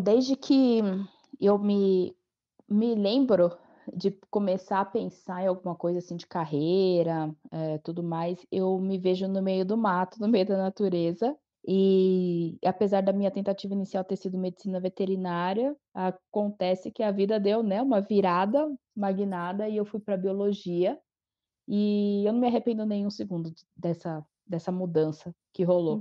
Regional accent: Atibaia, São Paulo, Brazil; moved away as an adult; also born or lived in Piracaia; now in Gonçalves, Brazil; Eu sou natural de, é, de Piracaia, nasci em Piracaia, mas eu, eu cresci e fui criada em, em Atibaia

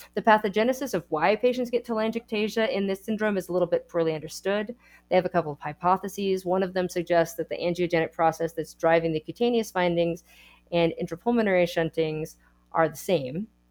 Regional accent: Texas, United States; I am a Texan

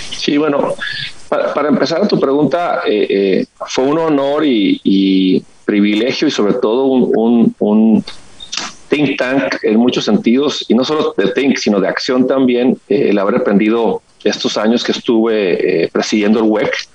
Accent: Ensenada, Baja California, Mexico; soy de Ensenada, Baja California

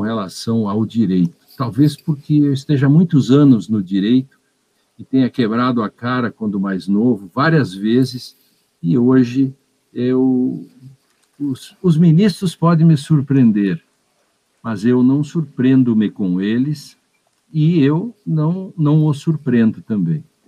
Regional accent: Agudo, Rio Grande do Sul, Brazil; Eu nasci a dois quilômetros do lugar em que encontraram esse dinossauro

